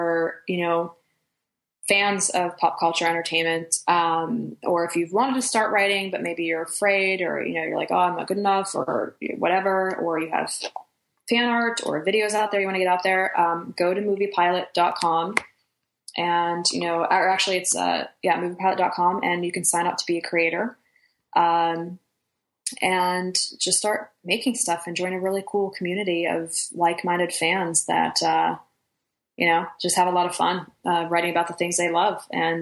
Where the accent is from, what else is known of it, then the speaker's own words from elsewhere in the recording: Pittsburgh, Pennsylvania, United States; I grew up in Pittsburgh